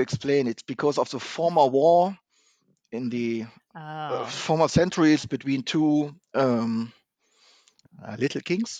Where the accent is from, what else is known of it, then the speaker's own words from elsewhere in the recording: Neuss, North Rhine-Westphalia, Germany; English is a second language; also born or lived in Düsseldorf; I was born in Neuss. It's a city nearby Cologne and Düsseldorf. And I studied in Düsseldorf.